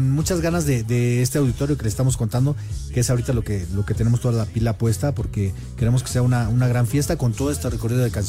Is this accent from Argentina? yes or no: no; Zacatecas, Mexico; also born or lived in La Paz / Mexico City; now in Cuernavaca, Mexico; el de la guitarra acústica, eh, soy nacido en La Paz, criado en Zacatecas, malcriado en la Ciudad de México y radicado en Cuernavaca.